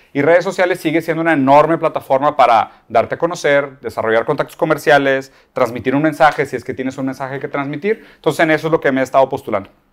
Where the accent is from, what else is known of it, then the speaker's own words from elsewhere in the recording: Brazil; Spanish is a second language; soy brasileño